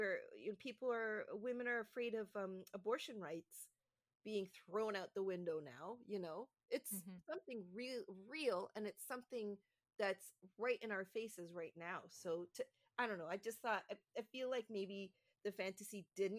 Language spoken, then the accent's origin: English; Canada; being a Canadian